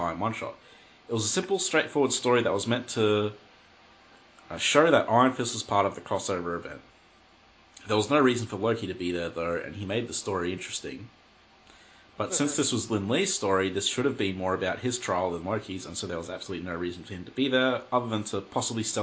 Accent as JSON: {"language": "English", "country": "Australia", "said": "I'm Australian"}